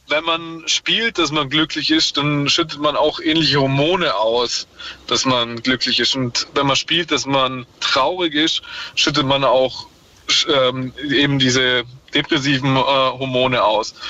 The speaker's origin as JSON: {"language": "German", "region": "Vorarlberg", "country": "Austria", "tie": "born or raised there", "said": "nach Vorarlberg gekommen, wo ich herkomme und ist dann da zur Schule gegangen"}